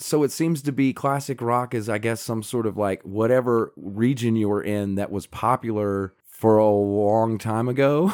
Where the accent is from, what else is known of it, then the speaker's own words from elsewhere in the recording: the South, United States; where I grew up in the South